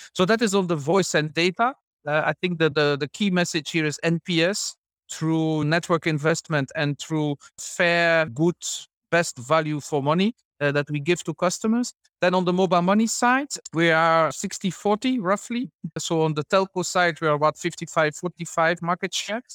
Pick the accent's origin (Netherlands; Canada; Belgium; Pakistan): Belgium; moved away as an adult; also born or lived in Ivory Coast / Senegal / Gabon / Chad; now in Uganda; originally from Belgium